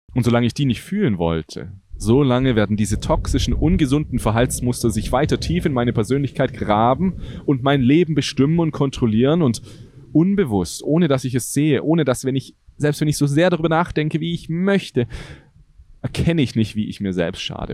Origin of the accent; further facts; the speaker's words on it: Germany; ich liebe Deutschland, das ist meine Heimat